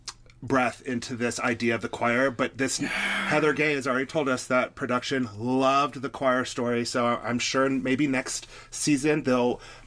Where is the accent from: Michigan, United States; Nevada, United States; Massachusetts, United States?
Nevada, United States; Reno; moved away; Reno, Nevada, my hometown